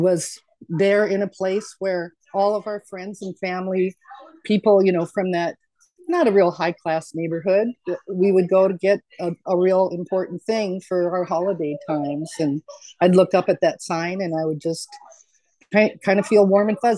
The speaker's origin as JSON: {"language": "English", "town": "Seattle", "region": "Washington", "country": "United States", "tie": "born or raised there", "said": "being born and bred in Seattle, you know, most of my life, my whole childhood anyway, in the south end of Seattle"}